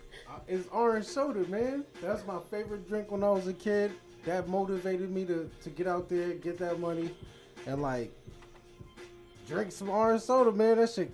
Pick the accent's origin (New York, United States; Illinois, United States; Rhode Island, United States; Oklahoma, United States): New York, United States; New York City; I'm from Brooklyn.